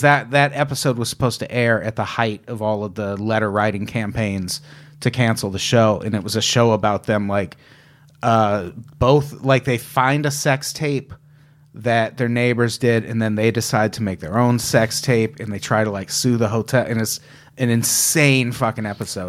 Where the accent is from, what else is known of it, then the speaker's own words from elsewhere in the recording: Illinois, United States; I grew up in Illinois